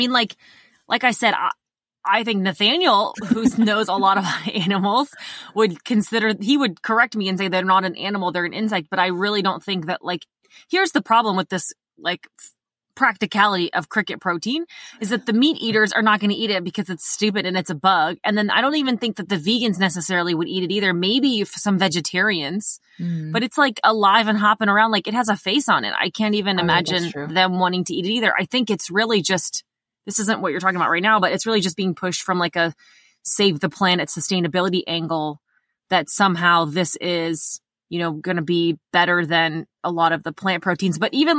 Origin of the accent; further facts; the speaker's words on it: Indiana, United States; I grew up in Indiana and we had a basement, like an underground basement.